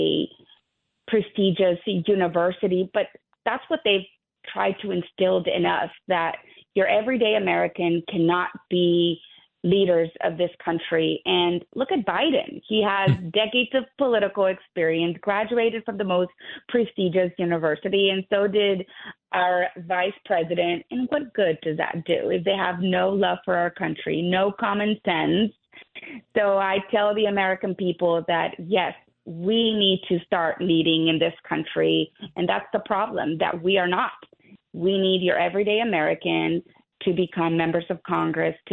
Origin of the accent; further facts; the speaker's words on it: Burgos, Tamaulipas, Mexico; now in Texas, United States; I was born in Burgos, Tamaulipas, Mexico, which is actually about 3 hours away from South Texas.